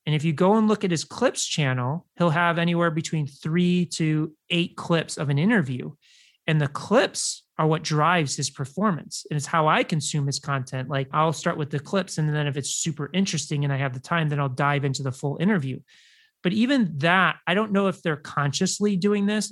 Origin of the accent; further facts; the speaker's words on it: Chicago, Illinois, United States; i grew up in chicago